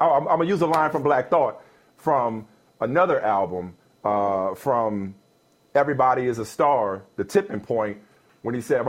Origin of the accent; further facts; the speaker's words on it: New Orleans, Louisiana, United States; moved away; I'm growing up in New Orleans.